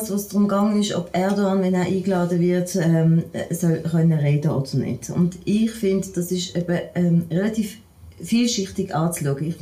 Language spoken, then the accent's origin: German; Switzerland; Als, als, als Schweizerin kenne ich das natürlich anders